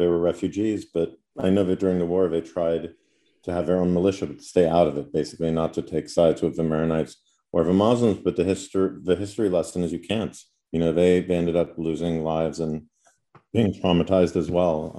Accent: New York City, New York, United States; I grew up in New York City, but my father is also Lebanese. He's Zahletzi from Zahle.

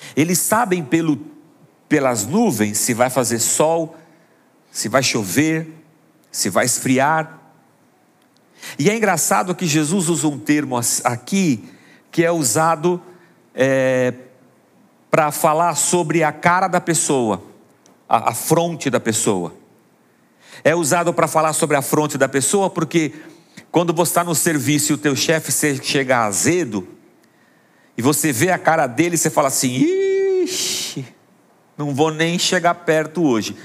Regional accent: Praia Grande, São Paulo, Brazil; quando eu era criança pequena lá na Praia Grande

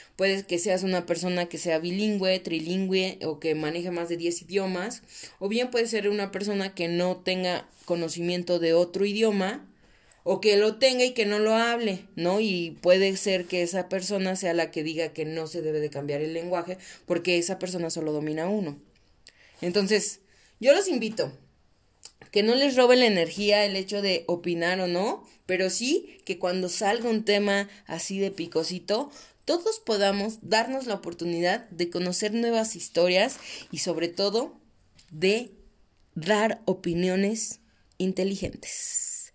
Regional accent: Mexico; soy mexicana

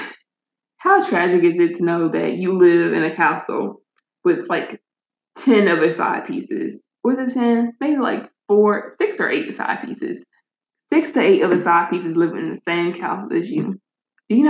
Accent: United States; I'm just an American who doesn't know how to pronounce things

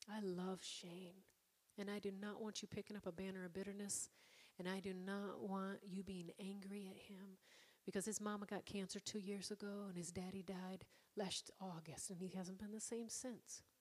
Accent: Ireland; Because, again, I'm Irish.

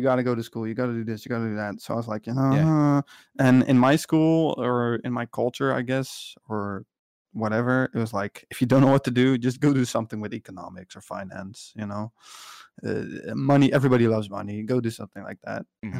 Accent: Netherlands; Well, it's kind of different because I'm from the Netherlands, but I think the education I was doing after high school was in America.

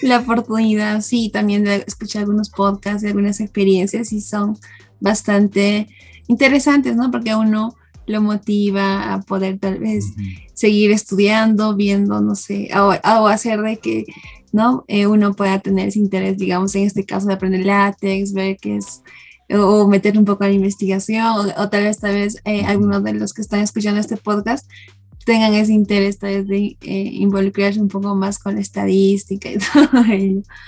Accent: Cusco, Peru; moved away; yo soy de Cusco.

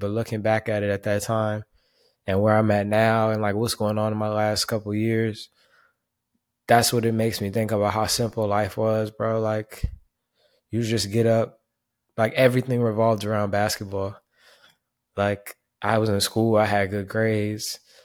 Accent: Panama; my hometown in Panama

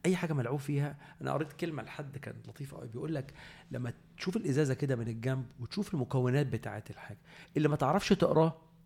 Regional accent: Egypt; احنا كمصريين

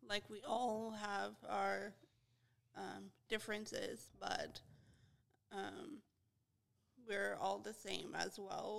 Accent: San Jose, California, United States; also born or lived in Sacramento, California; now in Fresno, United States; I grew up in San Jose

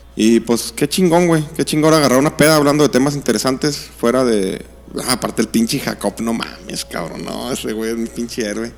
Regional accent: Mexico; A nosotros como mexicanos

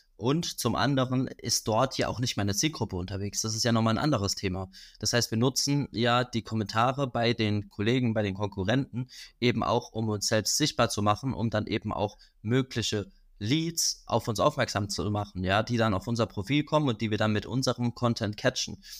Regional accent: Rhineland-Palatinate, Germany; aus der Pfalz, da wo ich herkomme

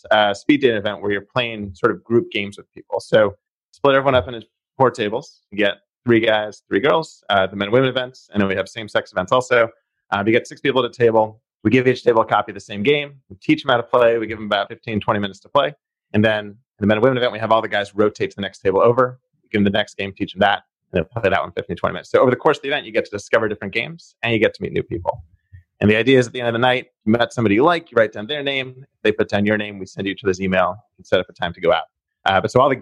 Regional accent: Boston, Massachusetts, United States; also born or lived in California; I grew up in Jamaica Plain. Lived a little bit in California, but for the last 10 years or so, I've been living back in Boston, Rossi area.

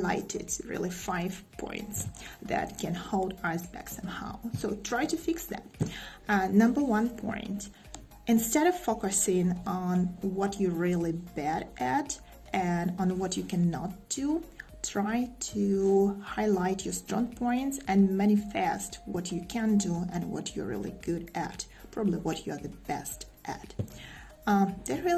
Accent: Russia; English is a second language; I'm from Russia

